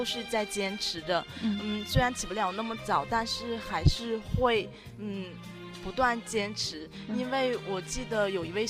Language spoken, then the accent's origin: Chinese; Shandong, China; 我不是安徽人，我是山东人啊。